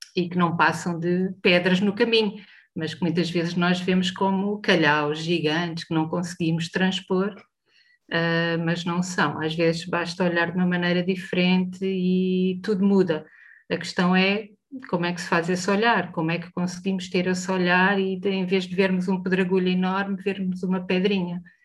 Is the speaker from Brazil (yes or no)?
no; Portugal; Como portuguesas e como europeias